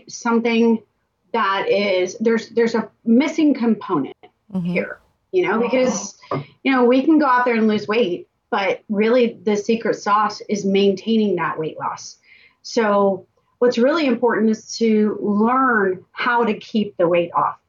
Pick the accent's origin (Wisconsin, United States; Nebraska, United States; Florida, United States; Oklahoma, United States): Florida, United States; Tampa; I'm born and raised in Tampa, went to a local high school.